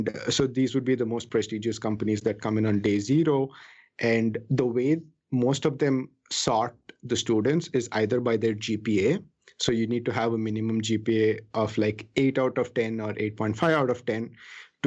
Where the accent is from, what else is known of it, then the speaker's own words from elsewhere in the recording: Chennai, Tamil Nadu, India; now in Silicon Valley, United States; I was born and raised in the South Indian city of Chennai